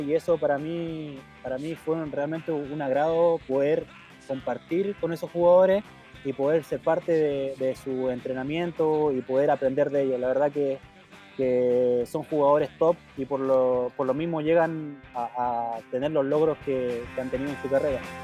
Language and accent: Spanish; southern Chile, Chile; moved away; yo soy oriundo del sur, ¿cierto? nací en Puerto luego me, trasladé a vivir a, a donde actualmente está mi familia.